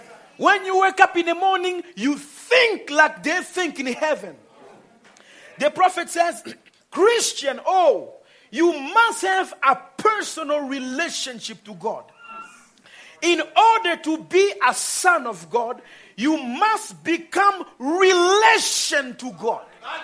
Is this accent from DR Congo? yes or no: yes; DR Congo; I was born in Congo. And I was raised with a Congolese habit and way of thinking, way of eating.